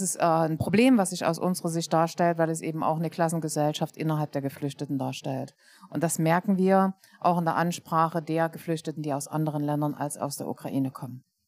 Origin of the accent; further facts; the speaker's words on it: Leipzig, Saxony, Germany; Ich bin Leipzigerin